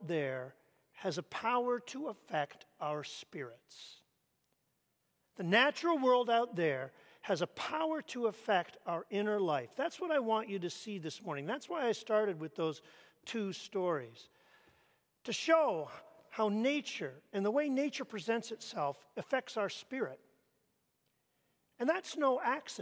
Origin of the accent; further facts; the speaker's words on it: Canada; moved away; I grew up in Canada